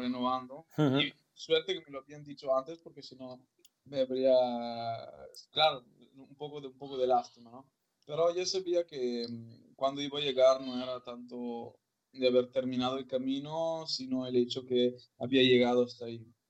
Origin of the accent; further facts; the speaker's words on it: Malo, Veneto, Italy; Spanish is a second language; moved away as an adult; also born or lived in León; mi pueblo que se llama Malo, en Vicenza, que es a una hora de coche de, de, Venecia.